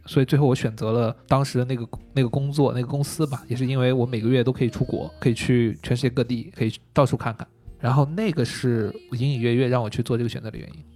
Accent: China; 我是一个中国人

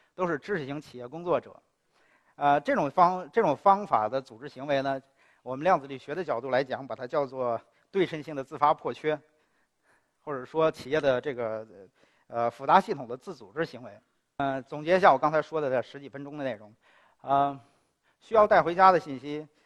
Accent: China; 我是一个中国人

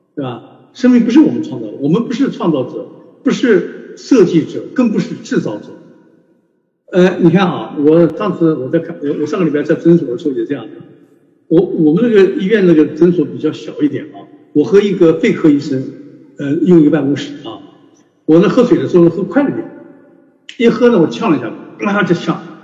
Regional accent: China; 我们中国人的文化就告诉我们

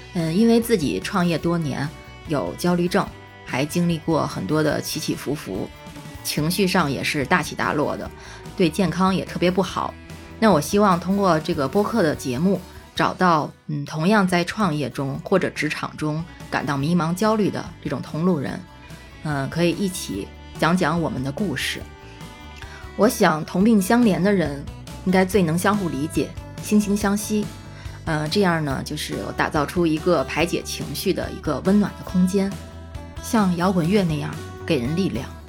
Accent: Beijing, China; accent: Beijing dialect; moved away; 我一听起来就感觉非常亲切，因为我这些年一直是在异乡工作，在现实的环境中，我听不到乡音。

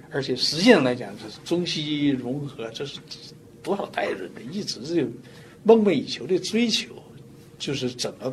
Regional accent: China; moved away as an adult; now in United States; 所以我在中国出生长大的，一方水土养一方人，是不是？所以我就说，我在中国

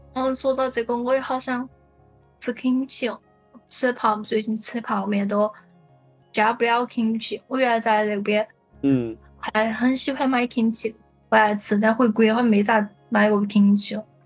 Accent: Sichuan, China; accent: Sichuanese; moved away as an adult; now in Shanghai, China; 我的四川话

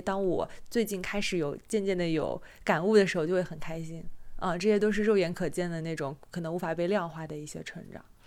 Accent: Jiangsu, China; moved away as an adult; 我是江苏人嘛，我嗯。上大学是在省内，虽然说江，江苏省挺大的，那个离我家也挺远

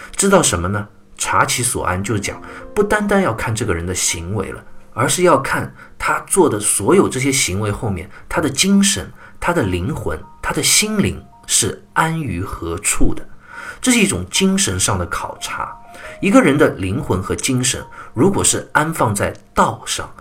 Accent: China; 我们中国人

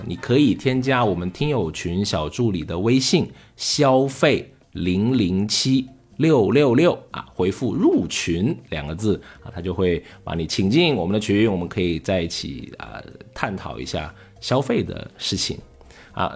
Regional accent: China; 可能我们中国人说积德也好

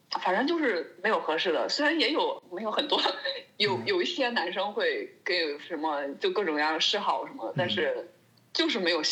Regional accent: China; now in Germany; 作为一个中国人，

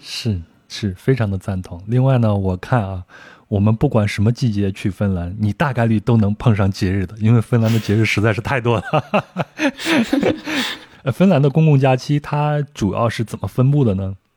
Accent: China; 我小时候生活在农村

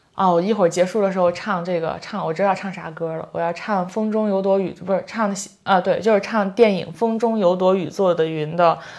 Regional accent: near Laizhou, Shandong, China; 他的老家离我的老家， 就是特别，特别近

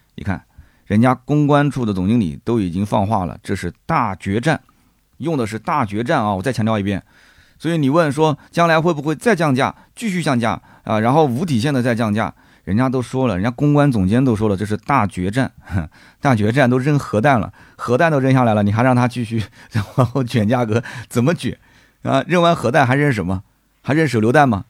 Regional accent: Nanjing, Jiangsu, China; 我们南京人

